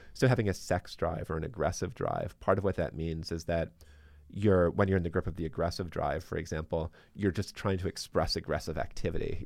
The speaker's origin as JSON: {"language": "English", "town": "Baltimore", "region": "Maryland", "country": "United States", "moved": "yes", "lives_now": "Boston, United States", "said": "I'm originally from Baltimore"}